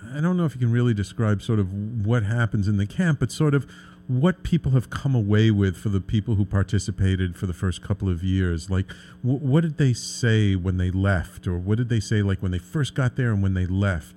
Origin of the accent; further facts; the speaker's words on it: New York City, New York, United States; I grew up in the Bronx. I've I've lived in the city my entire life